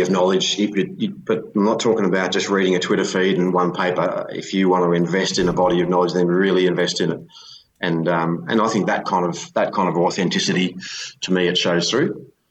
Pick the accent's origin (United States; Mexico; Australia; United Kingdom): Australia; you grow up in a provincial town like that in Australia.